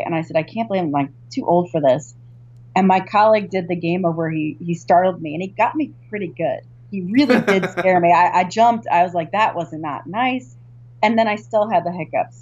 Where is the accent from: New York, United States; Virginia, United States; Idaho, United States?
Virginia, United States; I grew up in Virginia